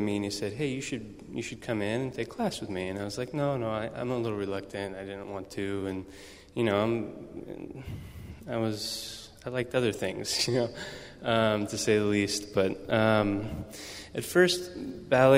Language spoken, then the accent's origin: English; Salem, Oregon, United States; now in San Francisco, United States; I was born and raised in Salem, Oregon.